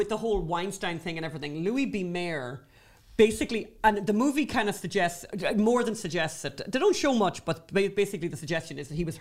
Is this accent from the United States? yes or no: no; Ireland; accent: Irish; We're Irish